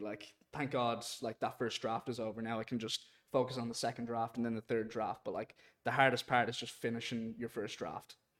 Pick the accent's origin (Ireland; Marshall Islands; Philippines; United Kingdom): Ireland; Dublin, Leinster; also born or lived in Boston, United States; I'm from Dublin, Ireland, but I was born in Boston